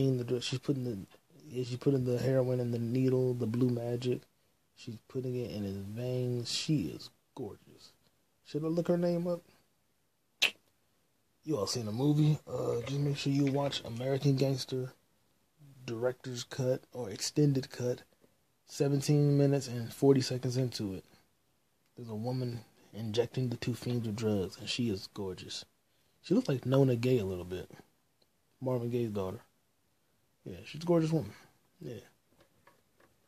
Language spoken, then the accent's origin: English; Canada; I'm from Canada